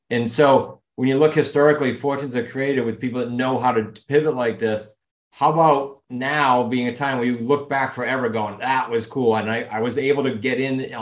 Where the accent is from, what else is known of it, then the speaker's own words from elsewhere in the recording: New England, United States; accent: New England; my accent in New England